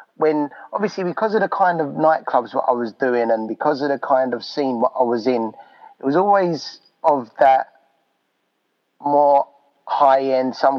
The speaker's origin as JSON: {"language": "English", "region": "London", "country": "United Kingdom", "tie": "born or raised there", "said": "my hometown of London"}